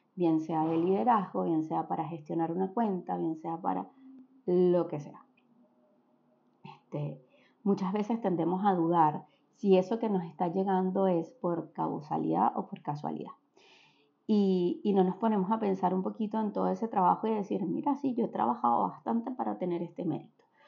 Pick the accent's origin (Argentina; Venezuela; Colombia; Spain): Venezuela; born or raised there; moved away